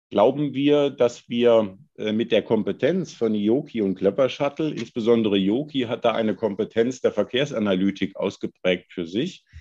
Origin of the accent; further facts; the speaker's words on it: Hesse, Germany; ich komme ich komm selber vom Lande, aus Nordhessen.